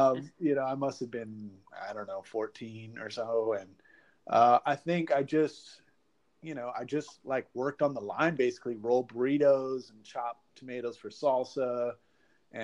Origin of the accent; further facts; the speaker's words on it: Oakland, California, United States; now in Florida, United States; I grew up in Oakland and the San Francisco Bay Area, kind of moved around a little bit, but definitely a Northern California Bay Area boy. Currently live in Florida